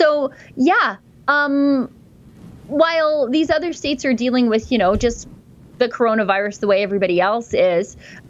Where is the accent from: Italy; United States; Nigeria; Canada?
Canada; Orillia, Ontario; My hometown of Orillia, Ontario, has enforced anyone who is not a resident wanting to visit our parks a $50 a day parking fee.